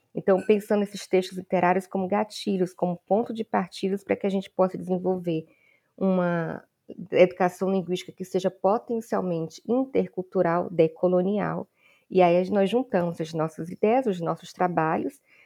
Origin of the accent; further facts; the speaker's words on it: Ceará, Brazil; now in Salvador, Brazil; eu não sou baiana, eu sou cearense